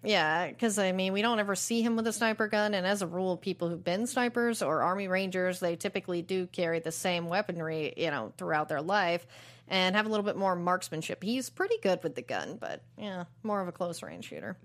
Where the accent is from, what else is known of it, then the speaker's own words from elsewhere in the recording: United States; as an American audience